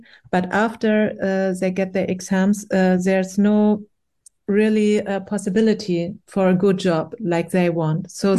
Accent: Iran; born there; when I was born in Iran, the revolution started. So I have no memories about the regime before.

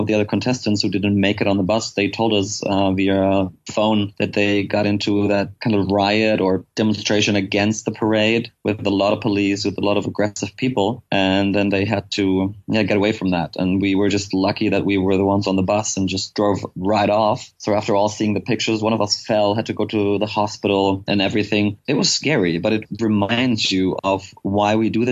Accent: Mainz, Rhineland-Palatinate, Germany; my hometown in Mainz, where I'm from.

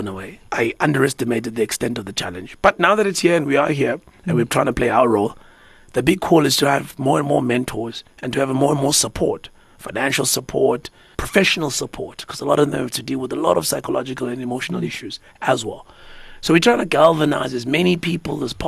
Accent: Umlazi, KwaZulu-Natal, South Africa; I grew up in a township, right? I grew up in Umlazi.

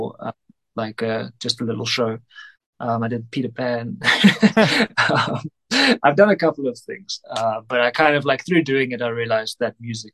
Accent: Cape Town, Western Cape, South Africa; moved away as an adult; now in Johannesburg, South Africa; I'm originally from Cape Town, but I moved up here, I think 6, 7 years ago.

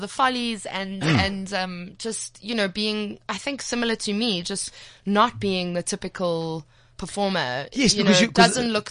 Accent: Johannesburg, Gauteng, South Africa; I'm from Johannesburg. I was mm-hmm. born in Johannesburg and I've lived here my whole life.

